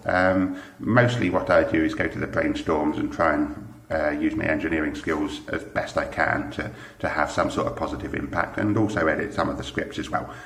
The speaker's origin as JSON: {"language": "English", "country": "United Kingdom", "accent": "British", "moved": "as an adult", "lives_now": "Germany", "said": "I currently live in Germany, but as you can probably tell from the accent, I'm British"}